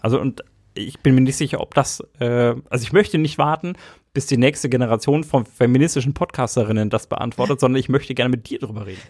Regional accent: Erlangen, Bavaria, Germany; ich bin in Erlangen geboren

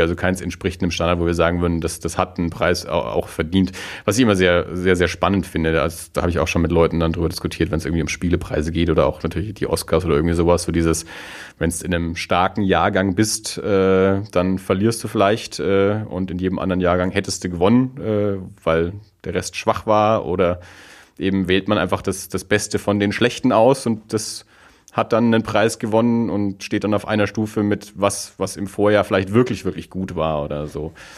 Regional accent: Erlangen, Bavaria, Germany; ich komme ja aus Erlangen

